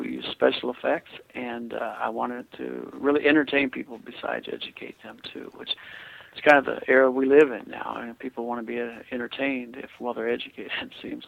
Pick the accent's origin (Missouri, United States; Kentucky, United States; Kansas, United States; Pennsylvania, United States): Kansas, United States; I'm from Kansas, you know, I mean, come on, the Bible Belt